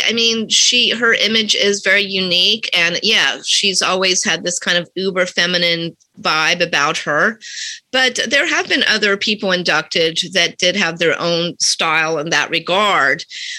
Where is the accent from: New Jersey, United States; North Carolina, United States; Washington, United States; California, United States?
North Carolina, United States; moved away as an adult; now in New York City, United States; I grew up, because I'm old, I grew up listening to AM radio in North Carolina.